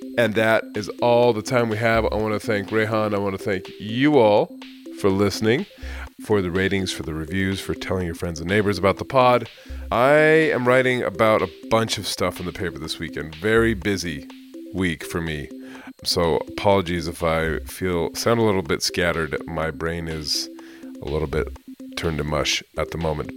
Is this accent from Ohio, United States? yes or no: no; California, United States; I'm from California and I was in, I graduated in ninety-nine. So I moved back to the Bay Area in ninety-nine